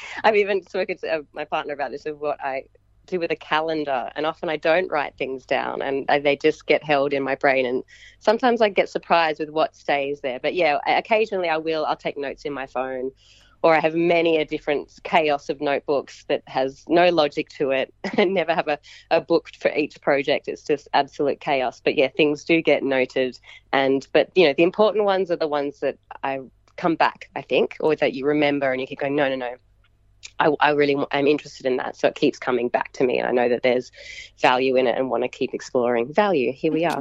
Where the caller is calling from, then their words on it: Canberra, Australian Capital Territory, Australia; I'm calling from Ngunnawal country, so from Canberra. I'm in my home in the suburbs